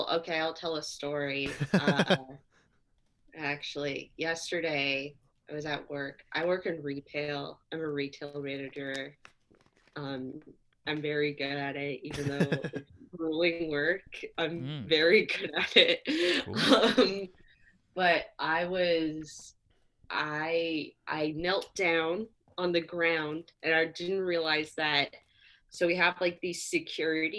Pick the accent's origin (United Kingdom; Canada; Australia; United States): Canada; I'm Canadian